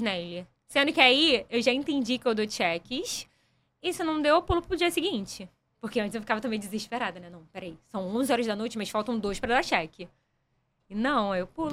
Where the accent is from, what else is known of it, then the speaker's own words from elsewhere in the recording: São Gonçalo, Rio de Janeiro, Brazil; eu sou de São Gonçalo